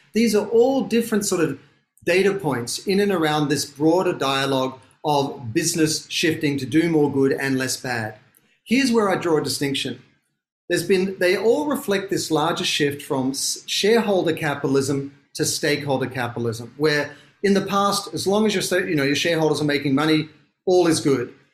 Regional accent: Sydney, New South Wales, Australia; moved away as an adult; now in Los Angeles, United States; I'm from Sydney, Australia, which is why I sound funny

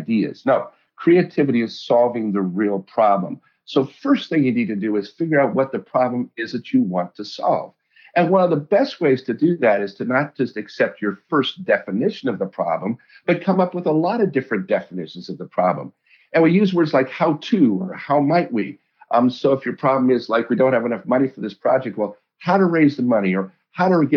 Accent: Colorado, United States; I grew up in Colorado

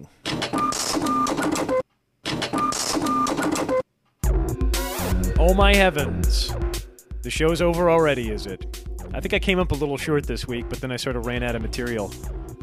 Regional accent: New York City, New York, United States; moved away as an adult; I was born and raised until my 23rd year in Staten Island, New York

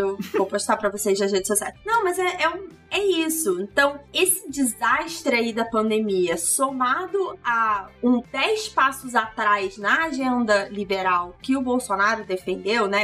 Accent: Petrópolis, Rio de Janeiro, Brazil; cidade onde eu nasci, apesar de eu negar veementemente, Petrópolis

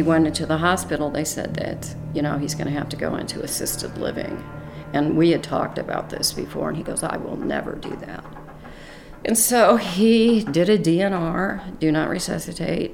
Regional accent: Illinois, United States; now in Arizona, United States; I was born in Illinois, and now I'm here in Arizona

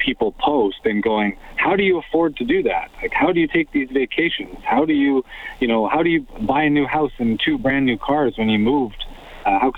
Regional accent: West Coast, Canada; also born or lived in Toronto; now in Edmonton, Canada; I grew up on the West Coast

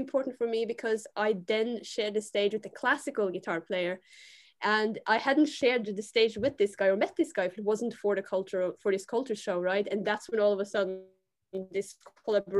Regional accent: Bergen, Vestland, Norway; I was born in Bergen in Norway

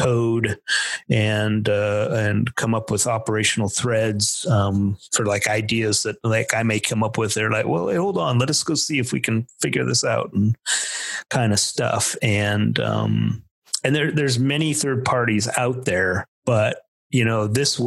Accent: Pennsylvania, United States; moved away; also born or lived in Chicago / Texas; I was really from Pennsylvania

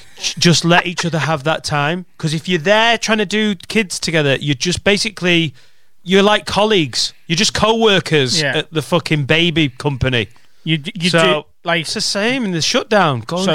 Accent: Derry, Northern Ireland, United Kingdom; I think that was more Londonderry Derry. So, okay, just to get in there. I'm from Derry City.

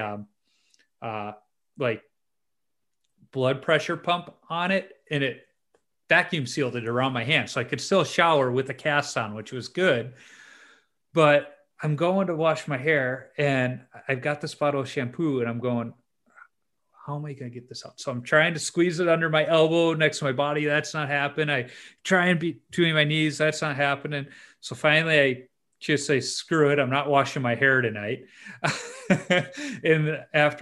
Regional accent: Chicago, Illinois, United States; I grew up in Chicago, a Cubs fan. So that was really rough as a kid, because I grew up on the South Side in White Sox territory

